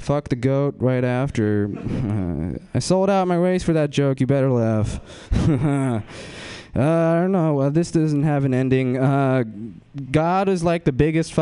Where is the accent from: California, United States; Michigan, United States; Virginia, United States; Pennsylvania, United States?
California, United States; Fremont; I'm from Fremont, and, I fucking follow people from my high school